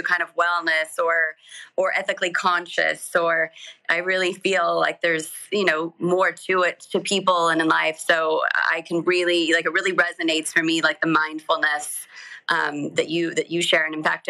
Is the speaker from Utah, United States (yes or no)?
yes; Utah, United States; moved away as an adult; also born or lived in Los Angeles; I grew up in Utah, close to nature, close to the mountains.